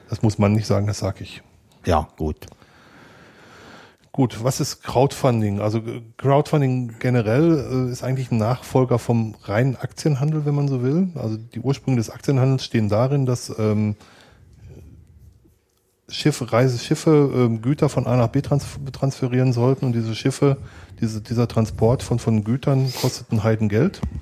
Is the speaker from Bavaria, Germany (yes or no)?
no; North Rhine-Westphalia, Germany; ich komme aus dem Ruhrgebiet